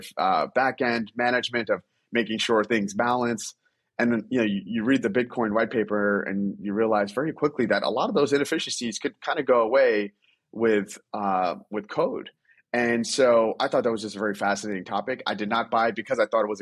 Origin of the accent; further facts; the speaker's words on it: New York, United States; growing up in New York, you learn to love basketball